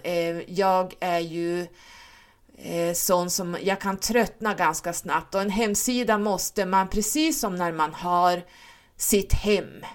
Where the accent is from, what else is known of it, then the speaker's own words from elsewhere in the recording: Stockholm, Stockholm County, Sweden; now in Norrland, Sweden; Jag är född i Stockholm och uppvuxen där. Ehm, flyttade upp hit när mina föräldrar skilde sig eftersom mamma var norrlänning.